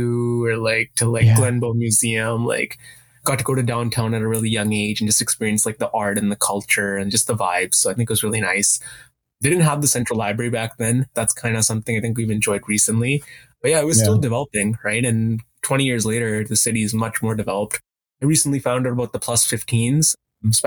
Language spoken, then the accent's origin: English; Canada; also born or lived in India; So I actually came to Canada in like 2002, right? And I've been here basically for around 20 years. I did all my schooling here. I wasn't born here though.